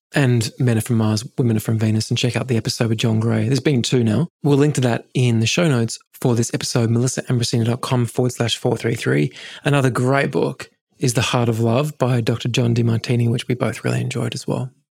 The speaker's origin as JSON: {"language": "English", "region": "England", "country": "United Kingdom", "tie": "born or raised there", "said": "I grew up in England"}